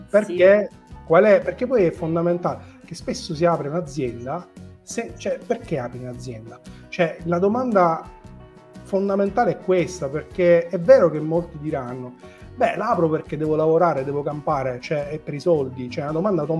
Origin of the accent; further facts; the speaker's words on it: Sicily, Italy; perché sono siciliano